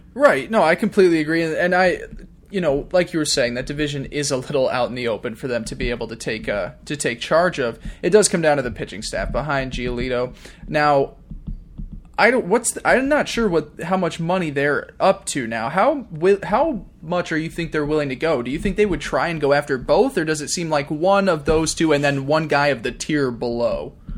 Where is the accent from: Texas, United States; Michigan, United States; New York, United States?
New York, United States; being a New Yorker